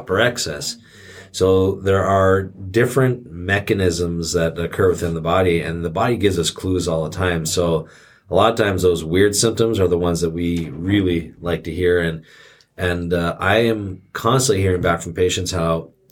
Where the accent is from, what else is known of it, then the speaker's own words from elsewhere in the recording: Canada; now in United States; growing up in Canada with their healthcare system and then coming down to the United States with this healthcare system